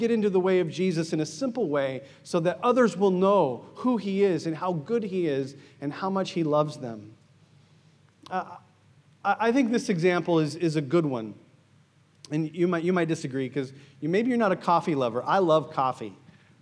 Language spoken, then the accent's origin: English; United States; moved away; I'm American